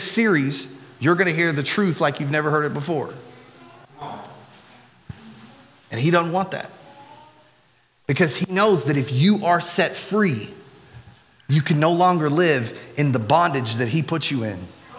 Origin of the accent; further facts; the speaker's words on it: United States; we as Americans